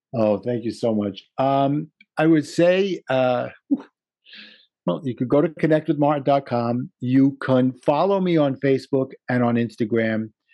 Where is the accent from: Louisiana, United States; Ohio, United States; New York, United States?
New York, United States; New York City; accent: Brooklyn; my Brooklyn accent